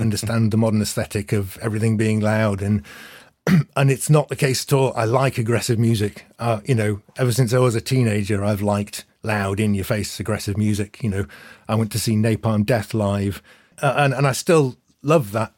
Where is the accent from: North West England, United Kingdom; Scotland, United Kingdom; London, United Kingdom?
North West England, United Kingdom; Manchester; I grew up in Manchester in the nineties.